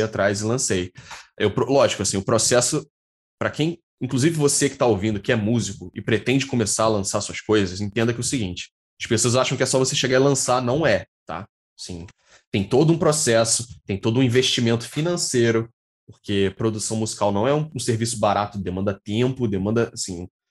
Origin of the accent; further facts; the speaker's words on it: Rio de Janeiro, Brazil; eu nasci na zona oeste do Rio de Janeiro, aqui em Jacarepaguá. Eu sou da Taquara, atualmente. Moro aqui já desde pequenininho